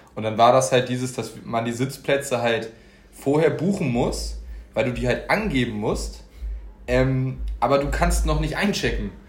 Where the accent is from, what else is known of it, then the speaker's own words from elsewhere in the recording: Hamburg, Germany; wir kommen ja auch alle aus Hamburg